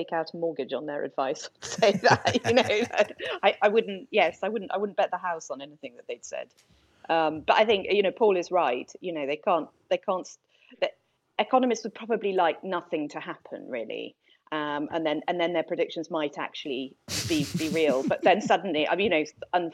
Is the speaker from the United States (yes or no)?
no; United Kingdom; us as British people